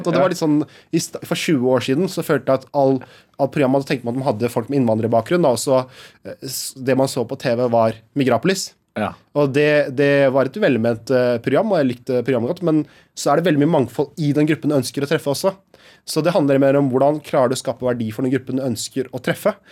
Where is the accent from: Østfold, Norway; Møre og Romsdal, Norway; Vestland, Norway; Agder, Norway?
Østfold, Norway; Halden; Jeg er fra Halden, altså.